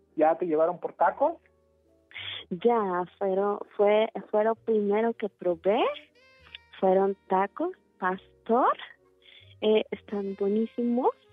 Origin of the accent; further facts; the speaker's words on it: Turkey; Spanish is a second language; moved away as an adult; now in Mexico; soy de Turquía